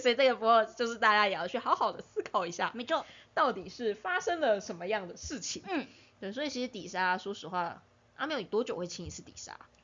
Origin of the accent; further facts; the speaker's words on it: southern Taiwan, Taiwan; also born or lived in Penghu; 因为我是南部人，所以说南部的水一直都很硬